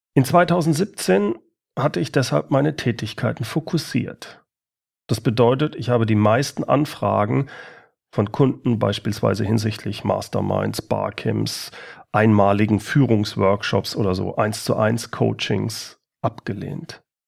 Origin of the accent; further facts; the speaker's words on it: Germany; hier bei uns in Deutschland